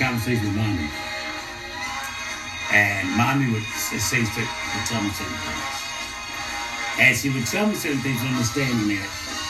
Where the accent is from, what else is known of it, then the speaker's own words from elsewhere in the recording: Philadelphia, Pennsylvania, United States; growing up in North Philly. You played sports.